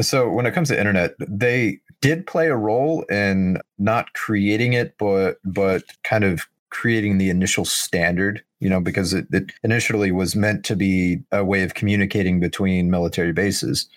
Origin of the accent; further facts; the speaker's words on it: United States; as an American